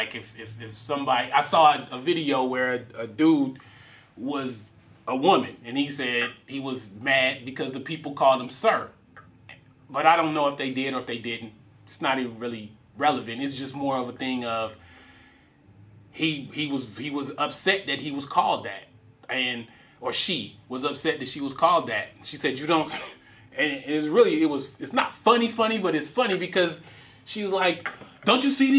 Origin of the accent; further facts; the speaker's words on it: Richmond, United States; Growing up in Richmond, it's certain times where you have to be able to assess a situation